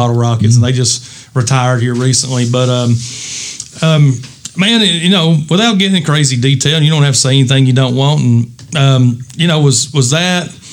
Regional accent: Eastern Kentucky, United States; if you're from Eastern Kentucky like us

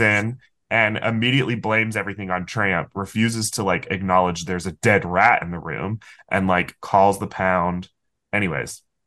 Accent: Florida, United States; I'm from Florida

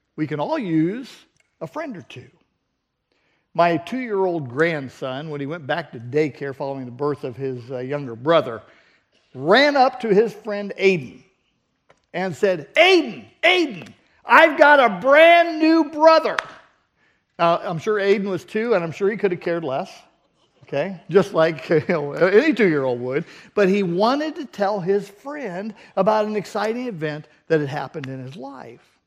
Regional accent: Southern California, United States; moved away; We grew up in Southern California

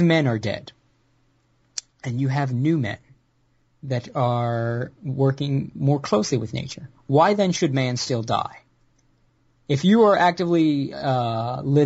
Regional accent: United States; being an American white man living with a Southern asshole family

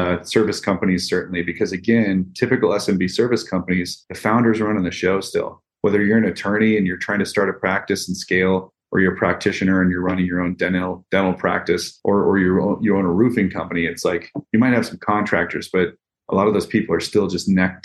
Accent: Midwest, United States; I'm from the Midwest originally in the States here. My family farmed.

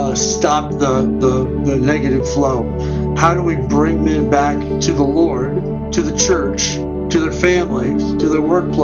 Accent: Canby, Oregon, United States; now in Littleton, Colorado, United States; I got older in just south of Portland, Oregon, a little town called Canby, actually.

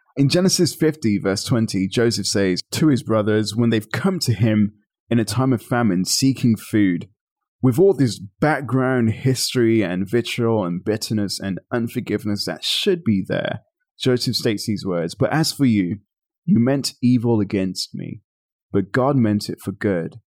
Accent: Birmingham, West Midlands, United Kingdom; I was born and raised in Birmingham, England

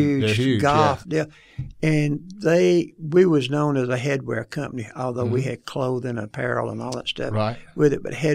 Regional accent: Phenix City, Alabama, United States; a guy from Phenix City, Alabama, amen, uneducated, dumb as a rock

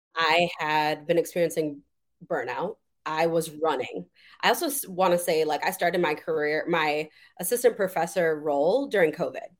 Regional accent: Madison, Wisconsin, United States; I'm from raised and born, born and raised in Madison, Wisconsin.

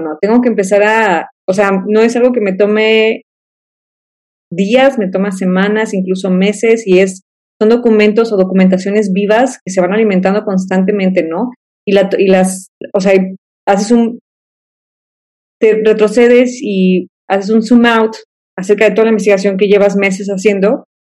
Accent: Guadalajara, Jalisco, Mexico; moved away as an adult; also born or lived in Manzanillo, Colima; now in Monterrey, Mexico; regreso a Guadalajara, de donde soy yo

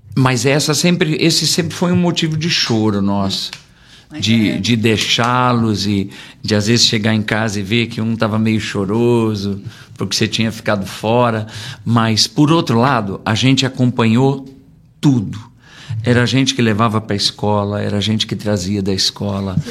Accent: São Paulo, Brazil; Nós somos de São Paulo

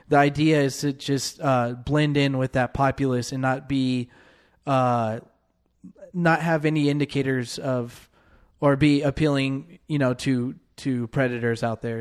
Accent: San Diego, California, United States; growing up in San Diego people always went for the weekend in, into Tijuana

